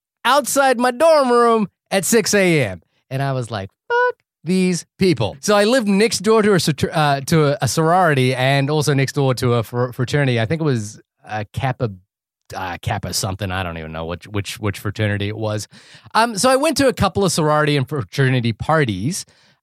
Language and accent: English; New Zealand; also born or lived in France; It's the New Zealand and France.